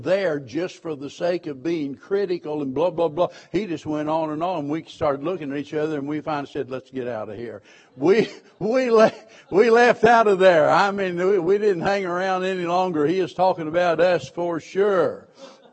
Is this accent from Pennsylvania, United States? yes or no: no; Springfield, Missouri, United States; I was born and raised in Springfield, Missouri